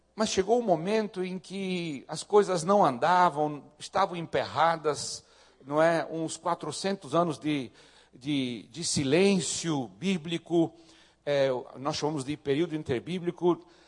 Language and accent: Portuguese; the South, southern Brazil, Brazil; Eu sou do Sul